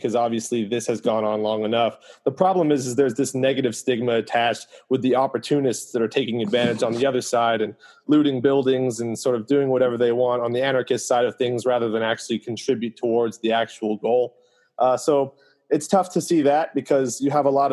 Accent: Santa Barbara, California, United States; also born or lived in West Coast; I grew up in Santa Barbara, for instance, where we have a very, very small Black population.

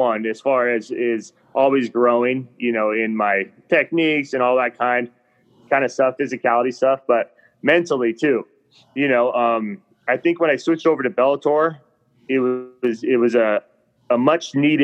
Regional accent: Reno, Nevada, United States; I grew up in Reno, Nevada, kind of in the mountains.

